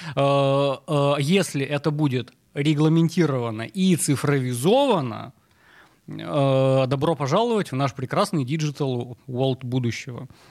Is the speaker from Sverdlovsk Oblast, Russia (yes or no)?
yes; Yekaterinburg, Sverdlovsk Oblast, Russia; я вообще вырос э, на Уралмаше в Екатеринбурге